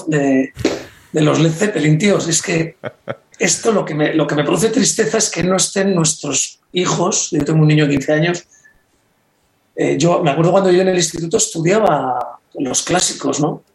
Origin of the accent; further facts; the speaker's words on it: Reinosa, Cantabria, Spain; En un pueblo como Reynosa